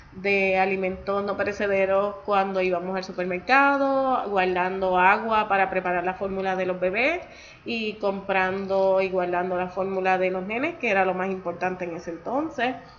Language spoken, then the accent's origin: Spanish; Puerto Rico; yo soy nacida y criada en Puerto Rico